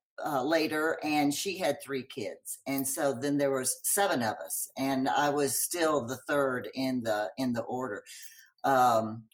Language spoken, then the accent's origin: English; Longview, Texas, United States; I grew up in Longview, Texas